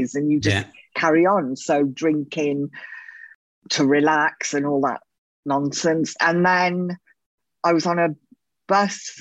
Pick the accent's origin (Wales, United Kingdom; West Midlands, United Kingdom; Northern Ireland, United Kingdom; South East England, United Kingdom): Wales, United Kingdom; moved away as an adult; also born or lived in London / Spain; Before that, I grew up in Wales